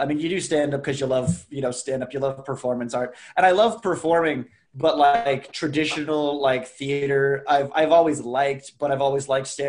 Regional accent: Raleigh, North Carolina, United States; I grew up in Raleigh, North Carolina, and I like didn't travel.

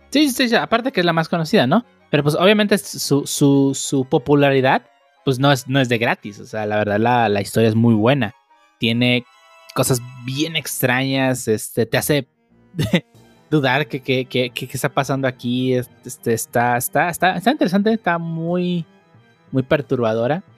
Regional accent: Mexico; Es una tradición muy mexicana, la celebramos año con año

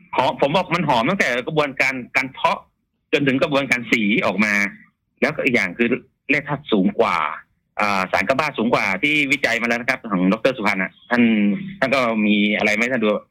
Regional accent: Uttaradit, Thailand; moved away; also born or lived in Bangkok; ผมกลับมาจากกรุงเทพเมื่อปีห้าหกเนาะต้องย้อนกลับไปนิดนึงนะครับ แล้วกลับมาอยู่บ้าน

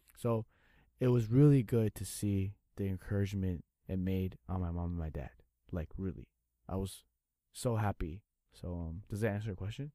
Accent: United States; now in Taiwan; I grew up in the states

